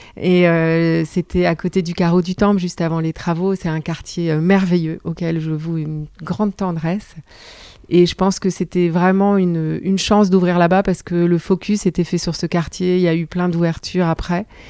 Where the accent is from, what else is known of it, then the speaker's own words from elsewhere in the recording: Brussels, Brussels-Capital Region, Belgium; moved away as an adult; now in France; j'ai grandi en Belgique. Je suis venue en France euh, pour faire mes études de droit quand j'avais 18 ans.